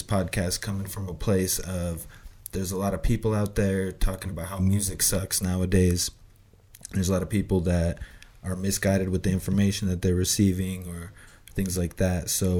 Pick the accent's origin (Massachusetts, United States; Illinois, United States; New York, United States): Illinois, United States; Chicago; now in Colorado, United States; I'm originally from Chicago. Right now I'm based out of Colorado.